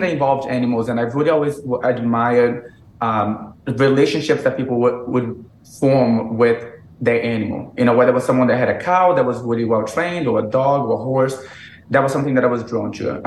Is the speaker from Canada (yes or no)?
no; Brazil; English is a second language; moved away as an adult; also born or lived in Massachusetts / South Carolina; now in United States; I was born in, in Massachusetts. You know, I grew up in Brazil